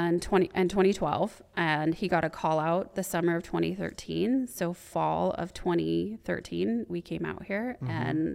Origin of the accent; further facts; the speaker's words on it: West Coast, United States; that was totally different from mm-hmm. growing up on the West Coast.